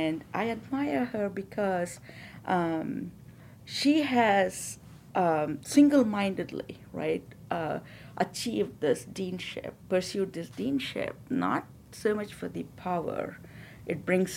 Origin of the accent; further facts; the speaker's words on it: India; moved away as an adult; I come from India. I have lived here probably almost the same amount of time as I've been